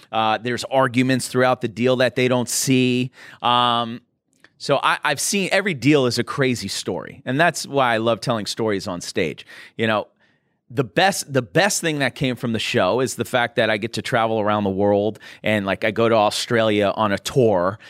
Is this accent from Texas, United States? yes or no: no; Boston, Massachusetts, United States; now in Los Angeles, United States; I'm from Boston